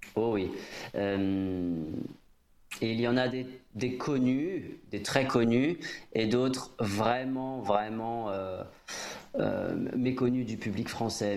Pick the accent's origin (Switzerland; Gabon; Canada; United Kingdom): United Kingdom; Midlands; French is a second language; now in France; chez nous, dans les, dans les Midlands